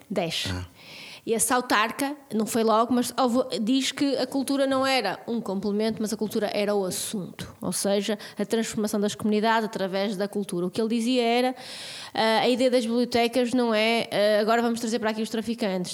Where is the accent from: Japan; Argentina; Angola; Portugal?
Portugal; Vila Real, Norte; also born or lived in Porto; now in Braga, Portugal; não sou daqui, morei, sou de Vila Real, morei no Porto